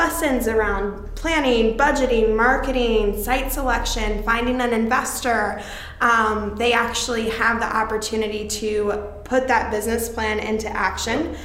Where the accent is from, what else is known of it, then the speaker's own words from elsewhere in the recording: Indianapolis, Indiana, United States; my hometown of Indianapolis